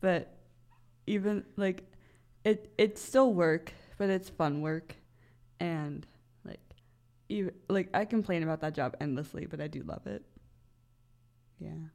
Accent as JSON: {"language": "English", "town": "Bel Air", "region": "Maryland", "country": "United States", "moved": "as an adult", "lives_now": "Frederick, United States", "said": "I am from Bel Air, Maryland, so that's about an hour and a half drive pretty much straight east"}